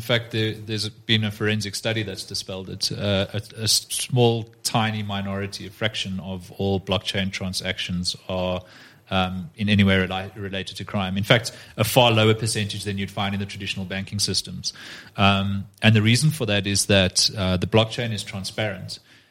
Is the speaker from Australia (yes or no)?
no; South Africa; I can't go, as a South African law enforcement officer and get a South American bank to show me their ledger